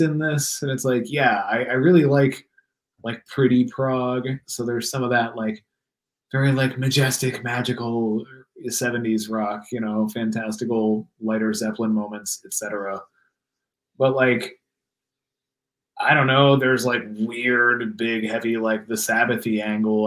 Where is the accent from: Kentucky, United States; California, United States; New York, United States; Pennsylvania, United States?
Pennsylvania, United States; also born or lived in Washington; now in Los Angeles, United States; kicked it in Pittsburgh for a couple days. Like got sick of my hometown, went to Pittsburgh